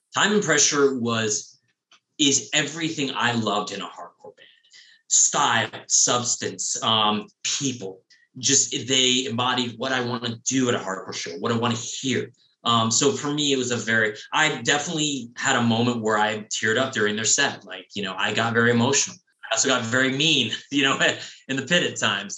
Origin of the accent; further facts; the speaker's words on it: San Diego, California, United States; growing up in San Diego, I'd never been to the soda bar